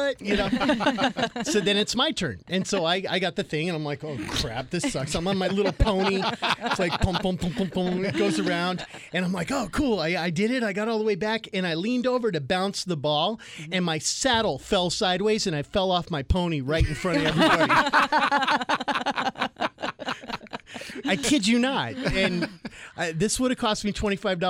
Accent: Payson, Arizona, United States; I grew up in Payson and Pine area.

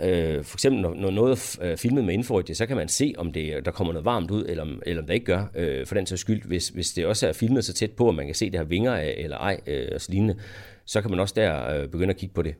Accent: Denmark; som dansker

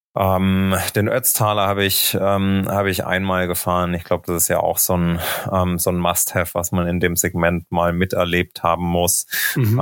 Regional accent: Thuringia, Germany; moved away as an adult; also born or lived in Leipzig / Berlin / Munich; now in Girona, Spain; bin aufgewachsen in Thüringen

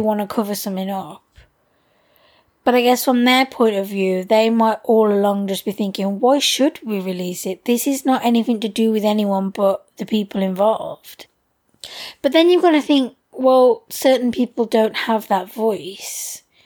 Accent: United Kingdom; us being British

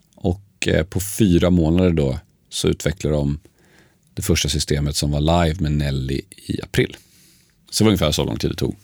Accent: Uppsala, Uppsala County, Sweden; also born or lived in Sundsvall; jag är född i Sundsvall. Eh, polska föräldrar som hade flyttat till Sverige ett år innan jag föddes. Eh, uppväxt dock i Uppsala.

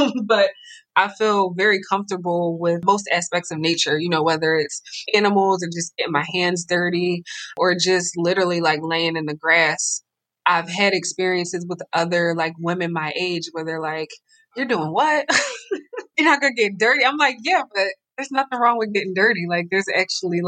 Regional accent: Philadelphia, Pennsylvania, United States; living and growing up in Philadelphia in such an urban environment

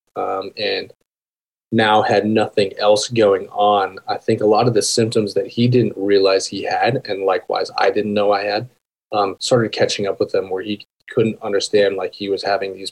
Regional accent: Tucson, Arizona, United States; born or raised there; also born or lived in Aurora, Colorado; now in Whispering Pines, United States

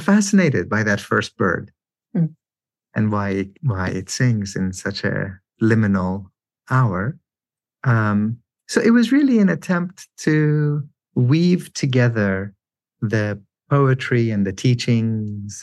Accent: Iran; moved away; I grew up in Iran in a context where men compose and recite love poetry

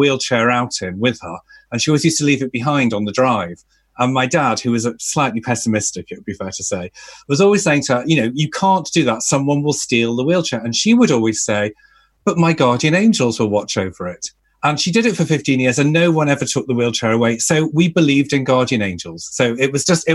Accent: Liverpool, North West England, United Kingdom; I grew up Catholic in Liverpool

